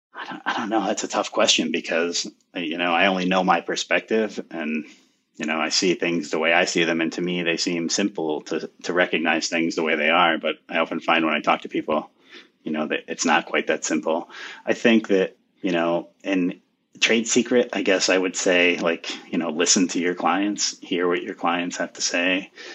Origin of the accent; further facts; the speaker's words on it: United States; my hometown here